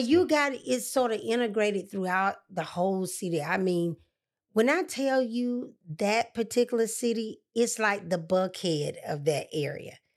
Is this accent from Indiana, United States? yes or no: no; Atlanta, Georgia, United States; She said, Where are you from? I said, Atlanta